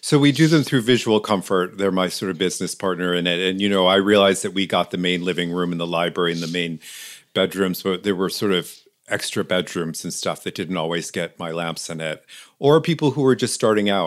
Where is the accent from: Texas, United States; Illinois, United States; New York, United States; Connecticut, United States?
New York, United States; East Aurora; I grew up in East Aurora, New York, which is this little country town outside of Buffalo